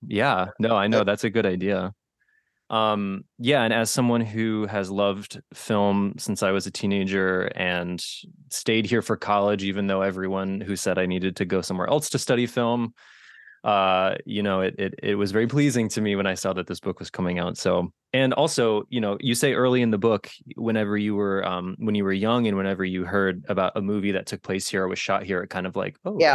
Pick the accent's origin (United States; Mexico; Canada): United States; Connecticut; we are both from Connecticut. We are both raised in Connecticut